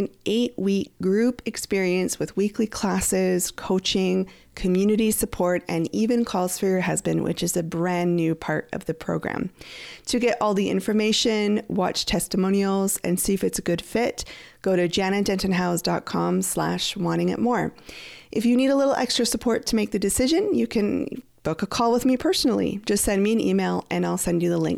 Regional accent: Canada; I'm from Canada.

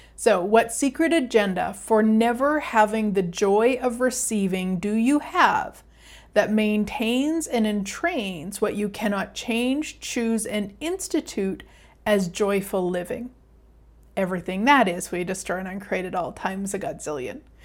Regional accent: Canada; I'm Canadian

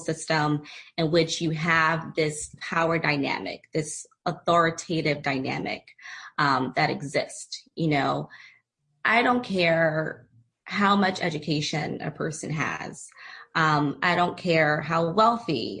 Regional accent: Philadelphia, Pennsylvania, United States; moved away; also born or lived in San Diego; I recently relocated back to my hometown, Philadelphia

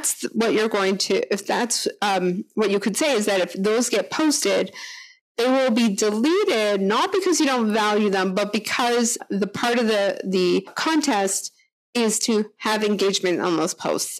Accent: Canada; accent: Canadian; my Canadian accent

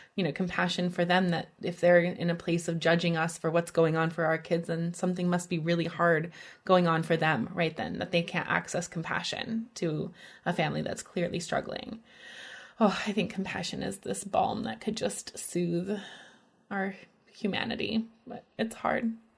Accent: Midwest, United States; I'm from the Midwest

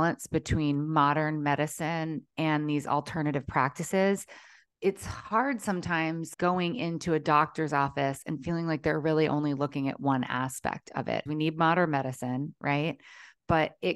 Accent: Maryland, United States; moved away as an adult; now in Southern California, United States; growing up in Maryland

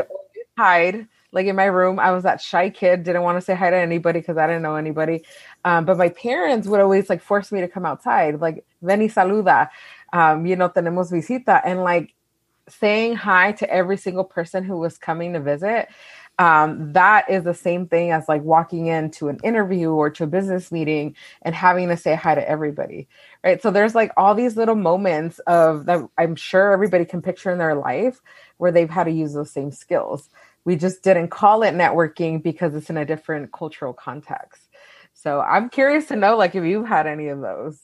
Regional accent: Wilmington, California, United States; I was born and raised in California

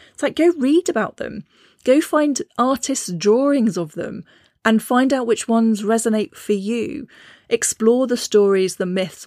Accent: Cornwall, South West England, United Kingdom; also born or lived in Shropshire; now in Herefordshire, United Kingdom; I grew up in Cornwall, the land of piskies and brownies

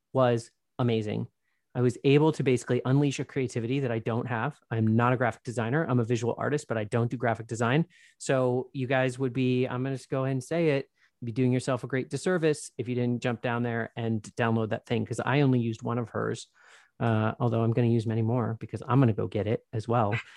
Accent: Southern California, United States; I grew up in Southern California. I spent a lot of time at Disneyland

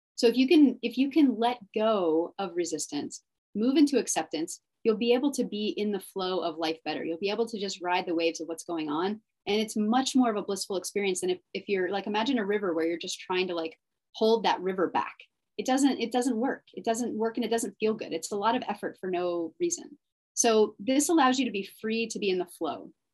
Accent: Dallas, Texas, United States; also born or lived in Austin, Texas; I went to college in Austin and I grew up in Dallas.

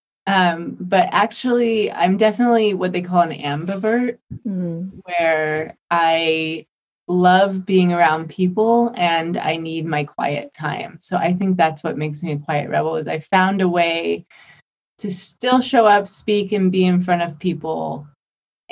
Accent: Las Vegas, Nevada, United States; I grew up in Vegas

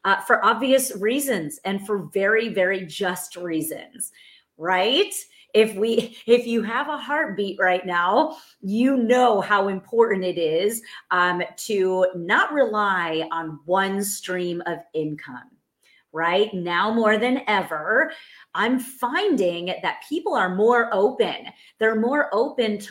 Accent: New York, United States; now in Texas, United States; I'm from New York. I now live in Texas.

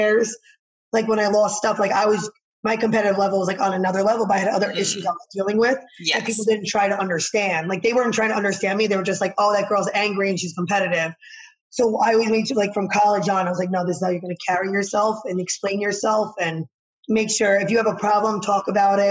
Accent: New Jersey, United States; I'm from Jersey

